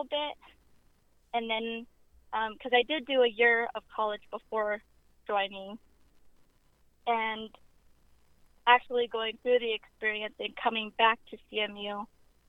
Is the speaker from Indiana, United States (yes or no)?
no; Grand Junction, Colorado, United States; I was born and raised here in Grand Junction.